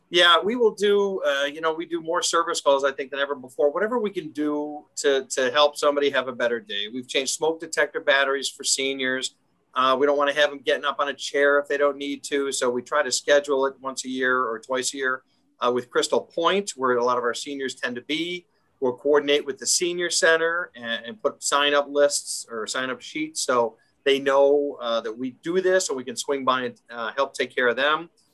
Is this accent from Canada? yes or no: no; Schaumburg, Illinois, United States; I grew up in the Schaumburg area, so northwest suburbs.